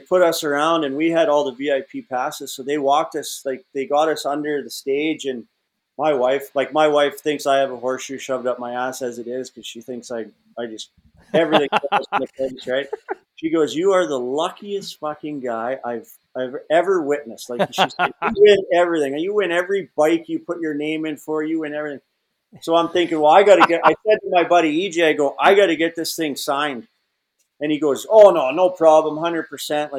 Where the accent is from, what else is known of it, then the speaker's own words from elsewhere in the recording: Alberta, Canada; moved away; I grew up in Alberta, Canada